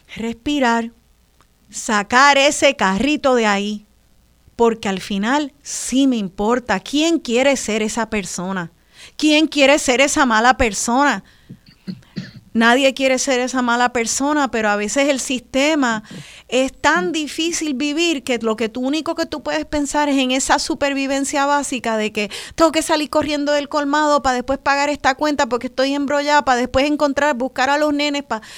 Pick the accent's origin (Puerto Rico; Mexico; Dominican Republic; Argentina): Puerto Rico; como boricua